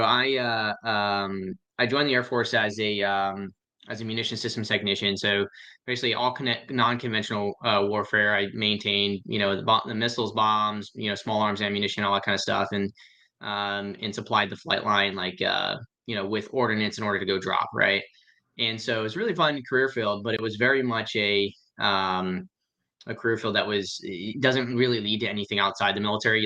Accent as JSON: {"language": "English", "region": "Central Florida", "country": "United States", "tie": "born or raised there", "also_born_or_lived": "Pottsville, Pennsylvania", "said": "I was born in uh, Town in Pennsylvania. Uh, it's called Pot- Pottsville. Pottsville is where I'm from. Schuylkill County originally, and then I grew up in uh, uh Central Florida"}